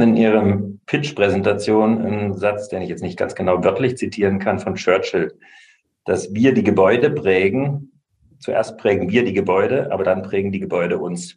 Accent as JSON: {"language": "German", "town": "Lahr", "region": "Baden-Württemberg", "country": "Germany", "tie": "born or raised there", "moved": "yes", "said": "aber ich werde nicht wieder zurück in meine Heimatstadt ziehen, die Kleinstadt"}